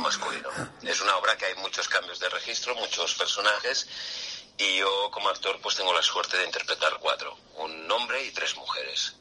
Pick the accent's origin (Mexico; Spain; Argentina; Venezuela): Spain; Calella, Catalonia; moved away as an adult; also born or lived in Barcelona; now in Madrid, Spain; Yo soy de Calella, Barcelona, de un pueblecito ahí